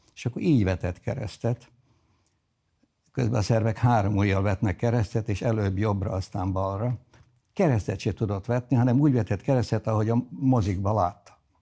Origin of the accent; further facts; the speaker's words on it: Zrenjanin, Vojvodina, Serbia; first language Hungarian; moved away as an adult; also born or lived in Belgrade / United States; a nagybecskeriki kötődésem a legigazibb, ha bár eh, ritkán vagyok ott. A eh, családom több generációja eh, ott született.